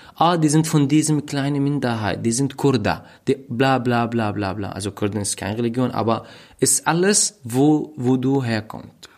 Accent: Raqqa, Raqqa Governorate, Syria; German is a second language; moved away as an adult; also born or lived in Hama, Syria; now in Berlin, Germany; in Raqqa, wo ich aufgewachsen bin.

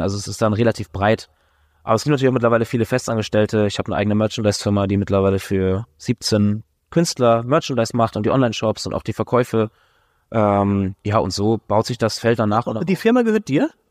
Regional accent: Schleswig-Holstein, Germany; also born or lived in Hamburg; Ich bin in der Ostsee groß geworden

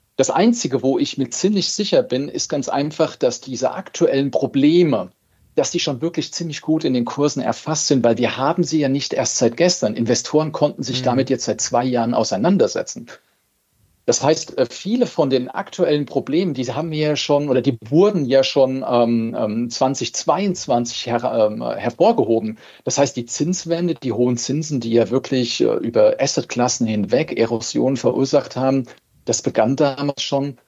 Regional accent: Germany; bei uns in Deutschland

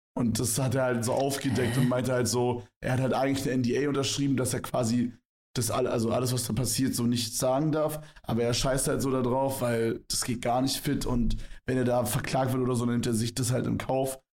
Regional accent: Berlin, Germany; moved away; bei uns in Berlin

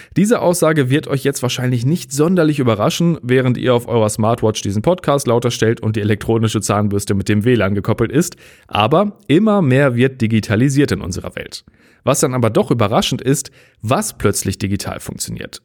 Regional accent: North Rhine-Westphalia, Germany; bei uns in NRW

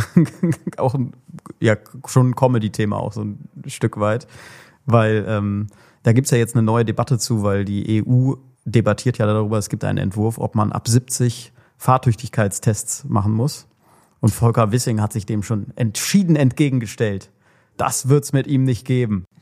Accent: Cologne, North Rhine-Westphalia, Germany; als Kölner

